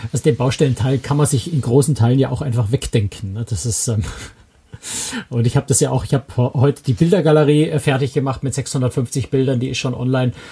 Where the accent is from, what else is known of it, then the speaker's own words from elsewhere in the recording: Bavaria, Germany; erlaube ich mir jetzt mal als Bayer